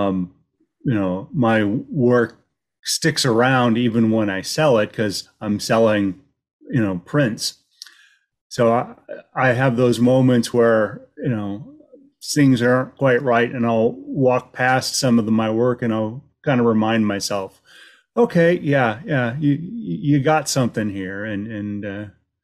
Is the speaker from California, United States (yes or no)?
no; Cleveland, Ohio, United States; moved away as an adult; also born or lived in Columbus, Ohio / Springfield, Ohio; now in North Carolina, United States; I'm originally from Ohio as well. Born and raised in Cleveland, and then spent 7 years in Columbus